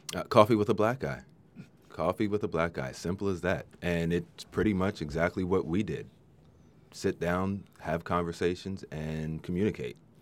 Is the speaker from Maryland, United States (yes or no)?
yes; Maryland, United States; now in Central Coast, United States; I grew up in Maryland